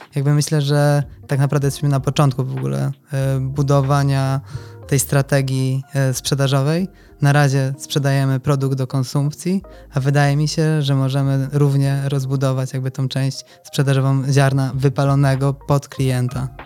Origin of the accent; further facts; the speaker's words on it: Toruń, Kuyavian-Pomeranian Voivodeship, Poland; urodziłem się w Toruniu